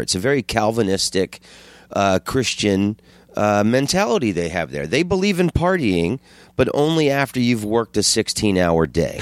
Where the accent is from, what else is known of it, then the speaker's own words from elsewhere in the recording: Orlando, Florida, United States; I'm from Orlando